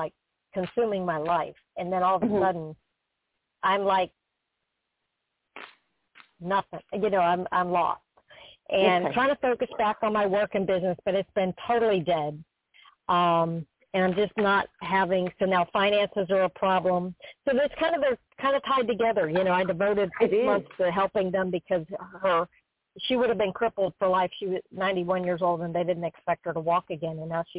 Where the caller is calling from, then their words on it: Florida, United States; from Florida.